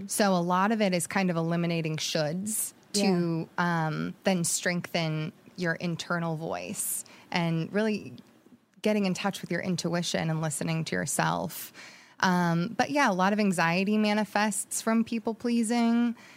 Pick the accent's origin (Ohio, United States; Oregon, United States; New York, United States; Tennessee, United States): Oregon, United States; Jacksonville; moved away; also born or lived in Monterey Bay, California; spent from ages 6 to 18 in Southern Oregon in a little town called Jacksonville